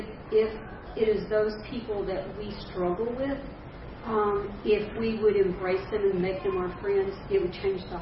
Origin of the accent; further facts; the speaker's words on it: the North, United States; You know, I grew up in the 50s, and I grew up in the North.